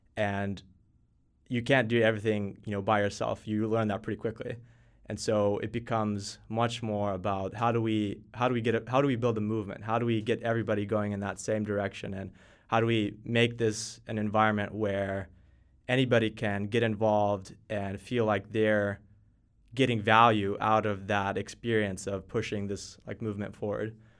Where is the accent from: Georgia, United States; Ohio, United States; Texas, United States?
Texas, United States; moved away as an adult; also born or lived in Finland; now in Helsinki, Finland; I was born in Finland. My parents were both Finnish. and we moved to Texas when I was just two years old. So I've grown up in Texas, did all my school there